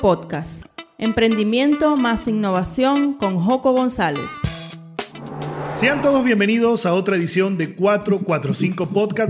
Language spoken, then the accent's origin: Spanish; Venezuela; voy a prestarle un servicio desde Venezuela a otro venezolano